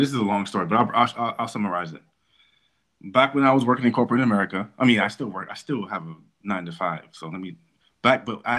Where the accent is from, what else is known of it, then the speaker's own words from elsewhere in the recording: Prince George's County, Maryland, United States; I'm from Prince George's County